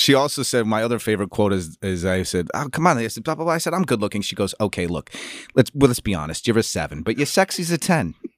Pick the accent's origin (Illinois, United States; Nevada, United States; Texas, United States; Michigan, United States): Illinois, United States; Chicago; moved away as an adult; also born or lived in New York / Los Angeles; as a Chicagoan